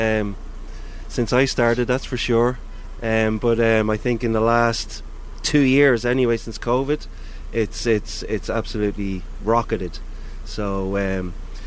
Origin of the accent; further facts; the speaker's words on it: Drogheda, County Louth, Ireland; I'm from Drogheda, and to live and work in Drogheda is a dream come true